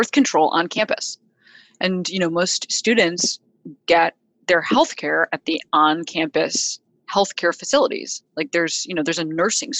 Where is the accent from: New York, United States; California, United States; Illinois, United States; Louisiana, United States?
Illinois, United States; Chicago; moved away; also born or lived in Boston; people who I grew up near in Chicago